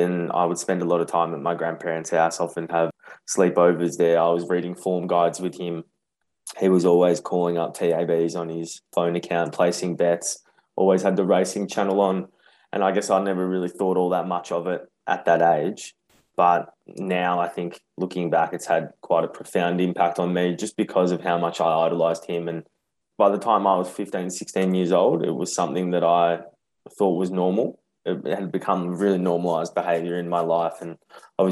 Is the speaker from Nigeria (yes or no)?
no; Brighton, Australia; I grew up in Brighton, and there was a local TAB around the corner from my house